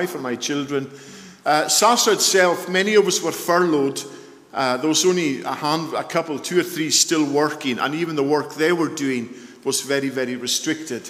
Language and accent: English; Isle of Lewis, Scotland, United Kingdom; moved away; also born or lived in Surrey; I come from the Isle of Lewis. I hope you're able to understand my dulcet tones and my accent.